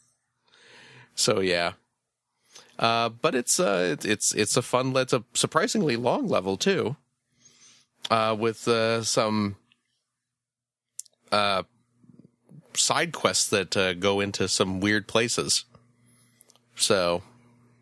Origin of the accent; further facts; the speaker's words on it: Chicago, Illinois, United States; I am from the Chicagoland area